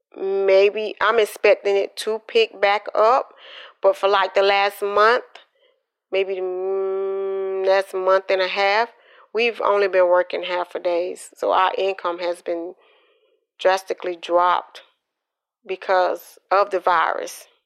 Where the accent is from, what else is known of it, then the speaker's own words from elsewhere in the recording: Columbus, Georgia, United States; also born or lived in Quitman, Georgia / Valdosta, Georgia; I was born in um, Quitman, Georgia, but I grew up in Columbus, Georgia, because my father was in the military.